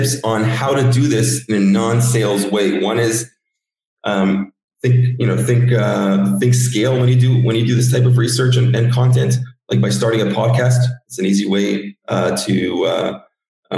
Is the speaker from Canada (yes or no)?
yes; Canada; I grew up in Canada